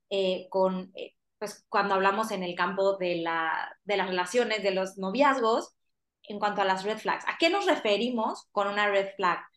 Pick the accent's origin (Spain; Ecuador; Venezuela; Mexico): Mexico; Cancún, Quintana Roo; yo crecí en Cancún.